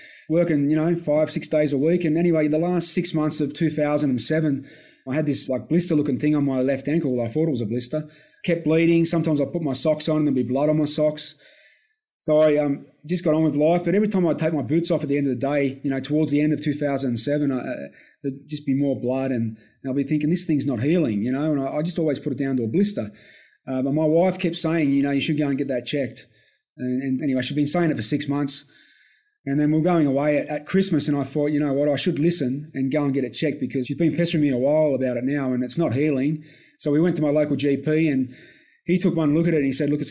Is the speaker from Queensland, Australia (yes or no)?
no; Campbelltown, New South Wales, Australia; growing up in Campbelltown in a little town called Ayres